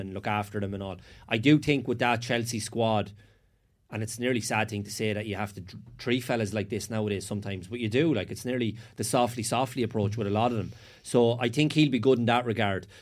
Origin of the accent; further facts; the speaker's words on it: Sligo, Connacht, Ireland; I was from Sligo